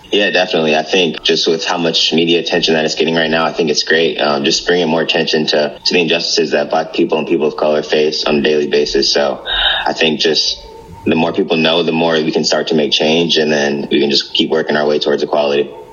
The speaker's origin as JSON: {"language": "English", "town": "East Lansing", "region": "Michigan", "country": "United States", "tie": "born or raised there", "said": "growing up in the East Lansing area"}